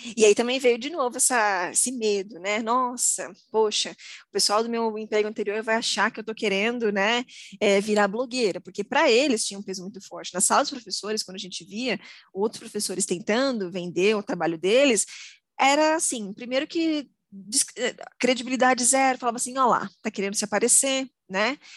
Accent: Osasco, São Paulo, Brazil; Eu sou de Osasco, a cidade que mais vende hot dog no Brasil

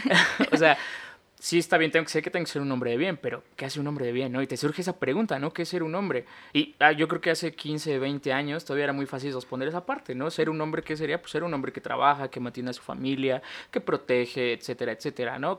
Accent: Mexico; crecer como un niño en México

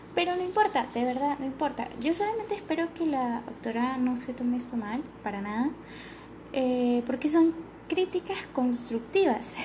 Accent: Venezuela; accent: venezolano; Yo sé que somos venezolanos y que nosotros vamos a hablar así

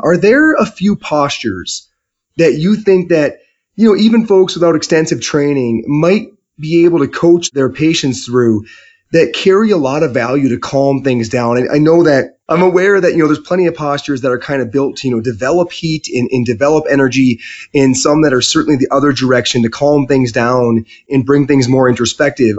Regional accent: Michigan, United States; I'm from Michigan

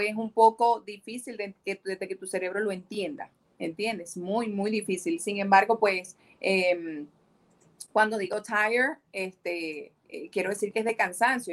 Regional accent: Maracaibo, Zulia, Venezuela; moved away as an adult; also born or lived in Cabimas, Venezuela; now in United States; Nací en Cabimas, Estado Zulia, ¿ok? Ah, pero me crié en Maracaibo. Eh, y bueno, 19 años pasé en Maracaibo hasta que me vine a los Estados Unidos.

